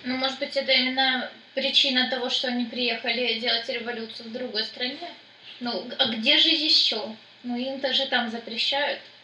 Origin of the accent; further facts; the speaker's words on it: Donetsk, Donetsk Oblast, Ukraine; наши люди, ну, э, дончане